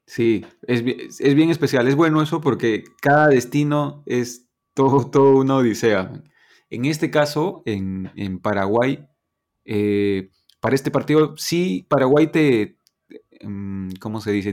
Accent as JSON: {"language": "Spanish", "country": "Peru", "said": "soy peruano"}